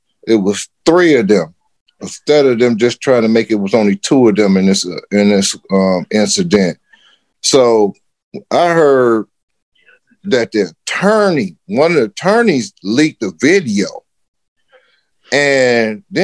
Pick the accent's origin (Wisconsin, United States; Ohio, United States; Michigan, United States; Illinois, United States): Michigan, United States; Detroit; growing up in Detroit, my whole life as being a black dude